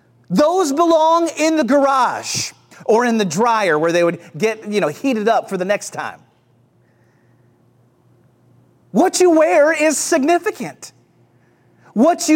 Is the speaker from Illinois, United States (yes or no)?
no; St. Louis, Missouri, United States; moved away; Growing up in the Midwest